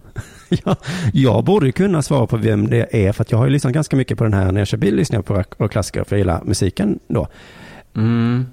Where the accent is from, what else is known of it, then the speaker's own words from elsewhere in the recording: Sweden; vi svenskar